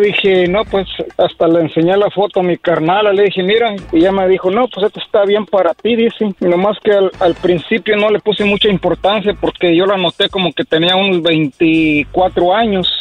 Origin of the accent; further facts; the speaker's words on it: Apatzingán, Michoacán, Mexico; yo soy de Michoacán, de allá este de Apaxingán, Michoacán